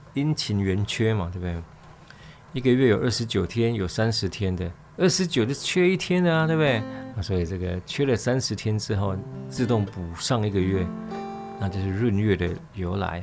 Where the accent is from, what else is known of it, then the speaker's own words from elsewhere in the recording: Nanzih, Kaohsiung, Taiwan; also born or lived in Qiaotou, Kaohsiung; 我小时候住在兰子，哦，喇嘛坑，兰仔坑。啊，后来搬到隔壁，隔壁村庄，隔壁村庄桥头，桥头